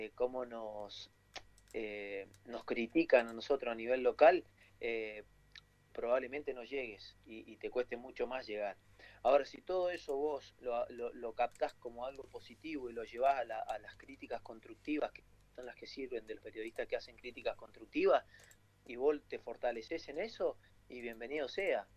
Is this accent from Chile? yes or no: no; Argentina; argentinos que somos